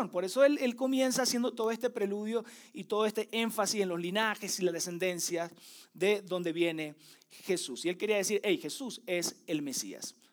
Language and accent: Spanish; Venezuela; moved away; Este, sí, soy venezolano, tengo 10 años viviendo acá, por lo tanto hay una mezcla de expresiones y de acentos que según yo eh, enmascaran un poco, ¿verdad?, mi acento venezola